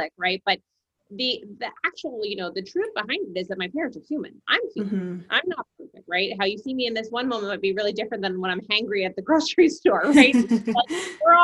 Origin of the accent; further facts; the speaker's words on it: New Jersey, United States; moved away as an adult; also born or lived in New York; I am from New Jersey and I spent most of my adult life in New York.